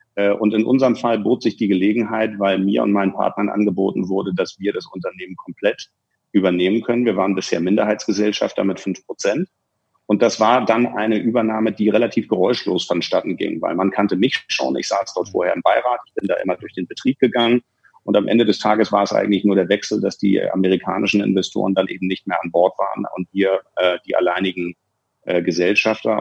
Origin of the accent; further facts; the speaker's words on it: Hamburg, Germany; now in Munich, Germany; eigentlich bin ich ja Hamburger und müsste da irgendwo bei euch in der Ecke sitzen, lebe aber seit 97 schon in München